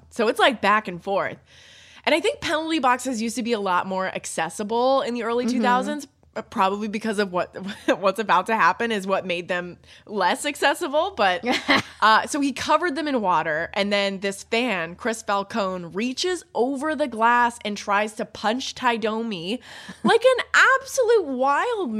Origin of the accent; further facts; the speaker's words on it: Canada; I'm Canadian